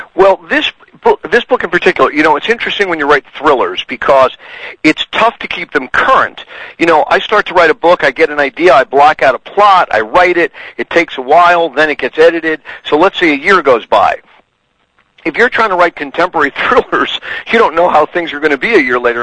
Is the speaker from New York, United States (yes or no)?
yes; New York City, New York, United States; now in Connecticut, United States; I was born in New York City. Uh, I've lived in Connecticut for 30 plus years.